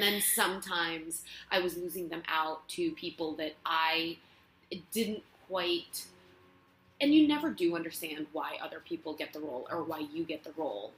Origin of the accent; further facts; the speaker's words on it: Barcelona, Catalonia, Spain; English is a second language; moved away as an adult; now in Los Angeles, United States; I'm from Spain. I'm from Barcelona, born and raised, and I came to LA gosh, maybe seven years ago